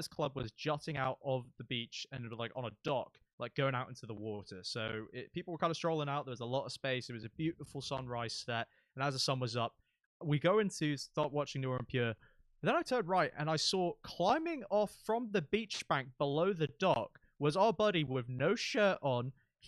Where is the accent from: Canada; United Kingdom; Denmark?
United Kingdom; I'm British